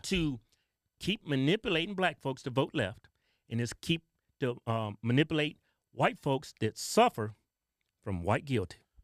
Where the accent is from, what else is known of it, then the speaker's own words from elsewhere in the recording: the South, United States; we're from the South